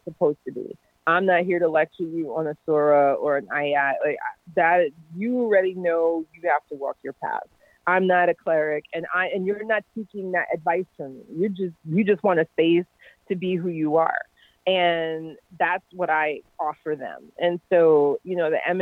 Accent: New York City, New York, United States; I'm from New York City. So New York City is incredibly diverse

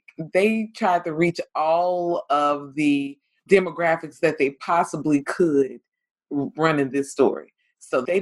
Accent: North Carolina, United States; moved away; I'm from North Carolina

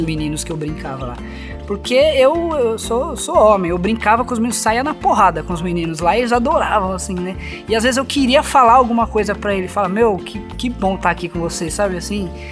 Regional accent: São Paulo, Brazil; moved away as an adult; now in Campina Grande, Brazil; eu, como paulista

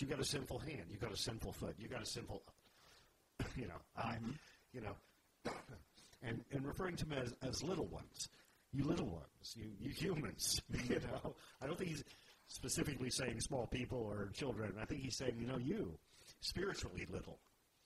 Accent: the South, United States; We grew up in the South, where you know, you fear the Lord

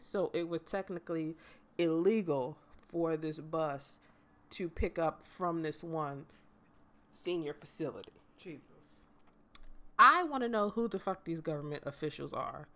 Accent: United States; as an American

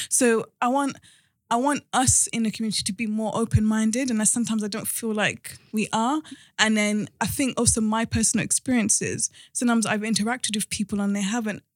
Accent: Cardiff, Wales, United Kingdom; moved away as an adult; now in London, United Kingdom; we were in London for a bit, then we moved to Wales. Um, so end of primary school, of secondary school, I was in Cardiff

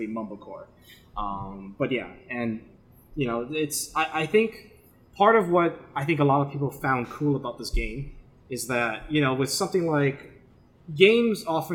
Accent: United States; we're so American.

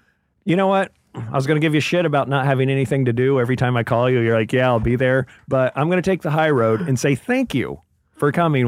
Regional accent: Memphis, Tennessee, United States; born or raised there; moved away; also born or lived in New Jersey

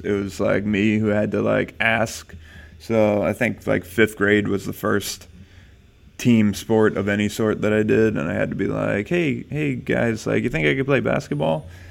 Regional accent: New Jersey, United States; moved away as an adult; now in California, United States; I was born in New Jersey

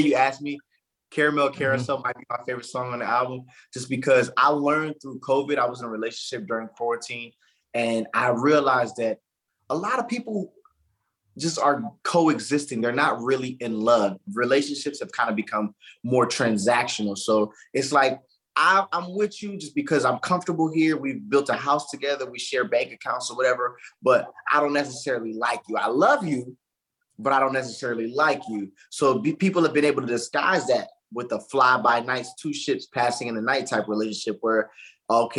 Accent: Palm Beach County, Florida, United States; moved away as an adult; also born or lived in Orlando, Florida; now in West Coast, United States; I live in the West Coast, but I'm from the East, but the South, Florida.

